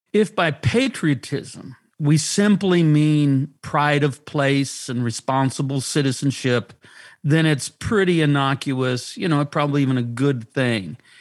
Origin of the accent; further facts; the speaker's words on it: United States; I'm an American. I have an American passport.